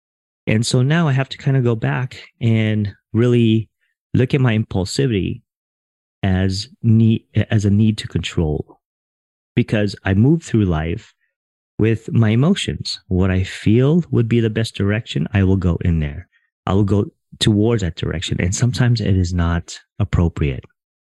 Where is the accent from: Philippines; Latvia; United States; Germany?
Philippines; I didn't grow up Filipino. I am Filipino. I grew up in a Filipino household.